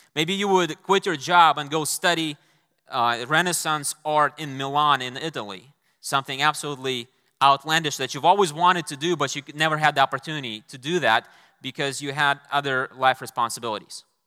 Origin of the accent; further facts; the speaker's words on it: Moscow, Russia; moved away as an adult; I was intending to return to Moscow, my hometown